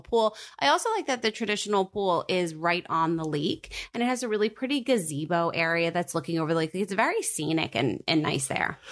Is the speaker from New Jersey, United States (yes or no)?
yes; New Jersey, United States; born or raised there